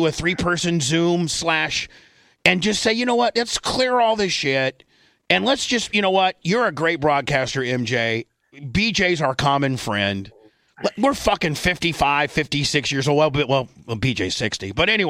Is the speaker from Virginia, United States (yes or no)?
no; Indiana, United States; moved away; you and I growing up in Indiana